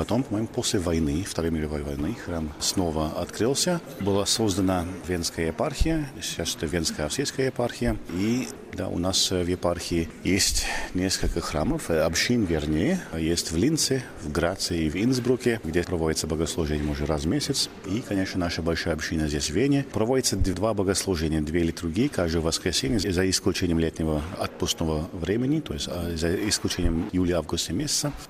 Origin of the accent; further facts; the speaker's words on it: California, United States; Russian is a second language; Я из Калифорнии.